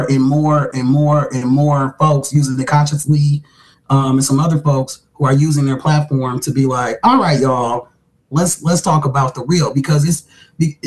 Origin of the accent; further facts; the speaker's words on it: the North, United States; I grew up north, great migration. My parents are first generation up north